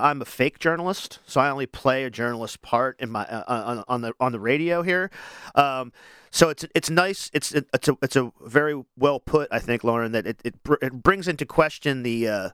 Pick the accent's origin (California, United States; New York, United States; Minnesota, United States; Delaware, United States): Delaware, United States; Wilmington; I'm from Wilmington originally as well. And it's such a small city that I feel like everybody's my neighbor